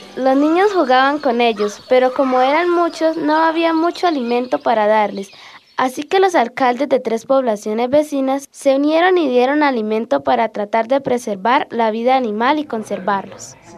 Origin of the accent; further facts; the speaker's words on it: Charalá, Santander, Colombia; soy de Charalá, vivo en el barrio San Luis